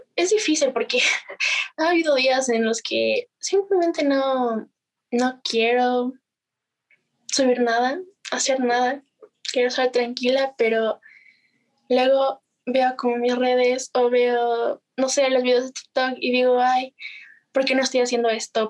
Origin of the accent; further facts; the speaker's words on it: Ibarra, Imbabura, Ecuador; soy de Ecuador, eh, de Ibarra especialmente. y ya, vivo en Ibarra.